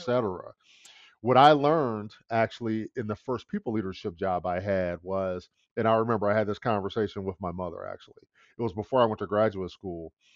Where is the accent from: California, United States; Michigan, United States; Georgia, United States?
Michigan, United States; Detroit; I was born and raised in the Midwest in Detroit, Michigan